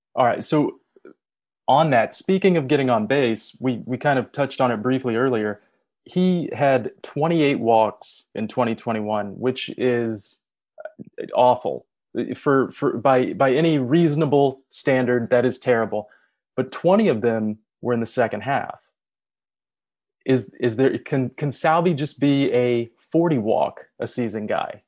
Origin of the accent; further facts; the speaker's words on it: Kansas City, Missouri, United States; growing up in Kansas City watching the Royals was not enjoyable